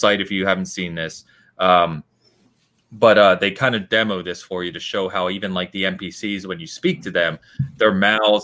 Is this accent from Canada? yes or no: no; England, United Kingdom; I'm also English